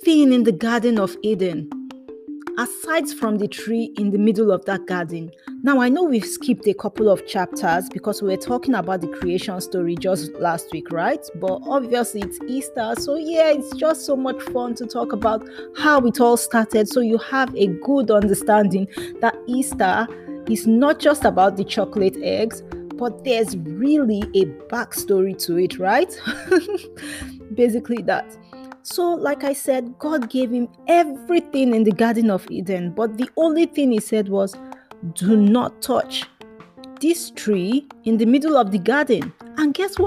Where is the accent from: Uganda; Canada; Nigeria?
Nigeria; first language Yoruba; English is a second language; they said this in our native language, which is called Yoruba, because I'm from Nigeria